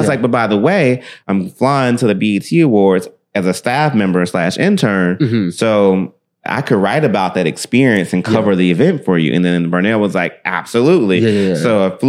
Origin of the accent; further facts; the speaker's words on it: Memphis, Tennessee, United States; I grew up in Memphis all my life